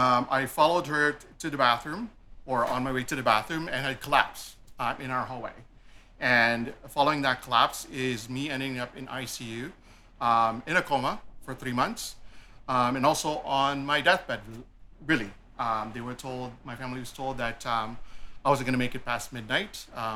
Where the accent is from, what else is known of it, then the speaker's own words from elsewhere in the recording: Toronto, Ontario, Canada; also born or lived in Philippines; I was born in the Philippines. I came here early on in life, probably around grade 7, grade 8 was when I came to Canada, or emigrated to Canada. I grew up in the east end of Scarborough, Malvern to be exact.